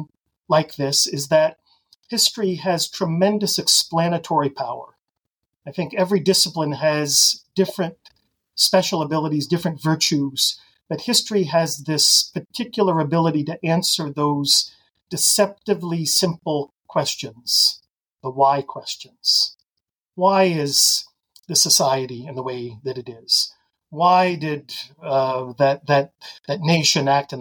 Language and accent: English; Ottawa, Ontario, Canada; also born or lived in Boston / Grand Rapids, Michigan / Bloomington, Indiana; now in Mechanicsburg, United States; I grew up, as you noted there, in Canada. Ottawa's the national capital